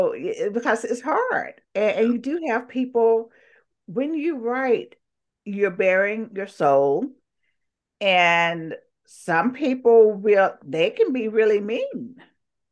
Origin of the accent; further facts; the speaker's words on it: the South, United States; I grew up in the South. I mean, how can I not be?